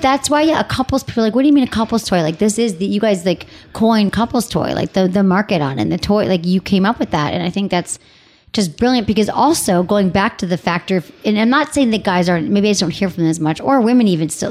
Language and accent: English; Detroit, Michigan, United States; moved away; also born or lived in San Francisco; from my home, my hometown.